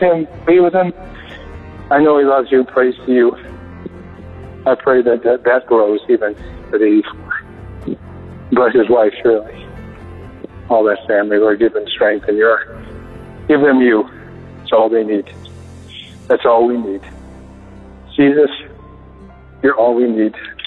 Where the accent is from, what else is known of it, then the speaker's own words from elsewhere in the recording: Illinois, United States; now in Arizona, United States; I'm in Illinois, my home state